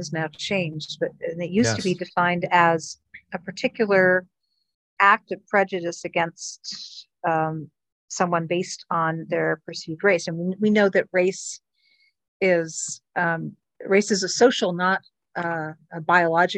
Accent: Miami, Florida, United States; I grew up in Miami.

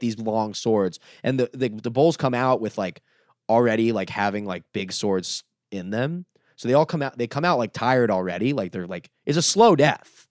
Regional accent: Dania Beach, Florida, United States; moved away as an adult; also born or lived in Los Angeles; Dania Beach, my hometown

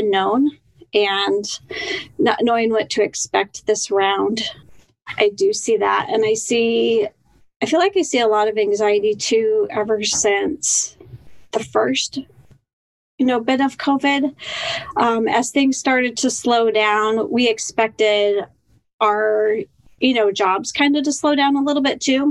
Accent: Denver, Colorado, United States; moved away as an adult; also born or lived in Seattle area, Washington; now in Seattle, United States; I grew up in Denver, Colorado

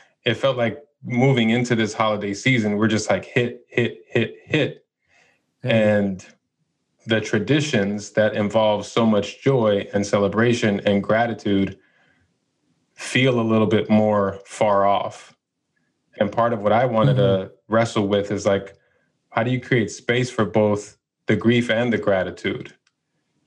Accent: Chicago, Illinois, United States; now in Los Angeles, United States; I went born and raised in Chicago, moved

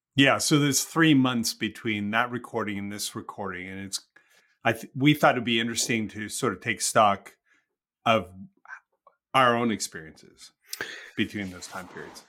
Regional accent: Canada; I'm a Canadian.

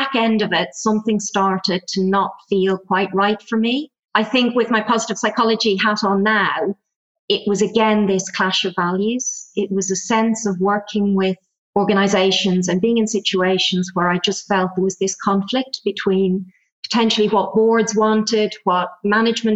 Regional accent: Ireland; accent: Irish; moved away as an adult; also born or lived in Germany; You'll probably tell from the accent, I'm Irish. So I kind of left Ireland, emigrated, lived in Germany

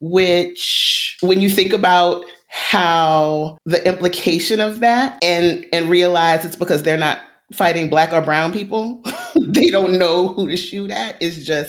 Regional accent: United States; I'm a kid who was born and raised in America. I have an American education

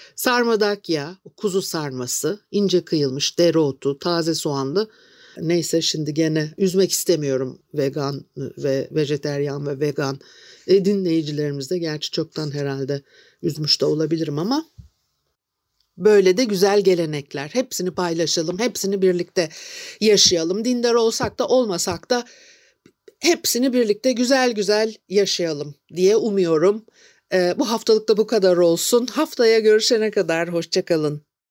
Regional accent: Istanbul, Turkey; moved away; also born or lived in Şişli / Kurtuluş; ben de işte etilerde büyüdüm

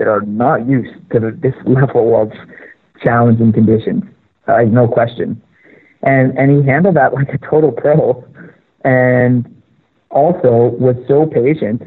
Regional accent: Canada; I'm Canadian

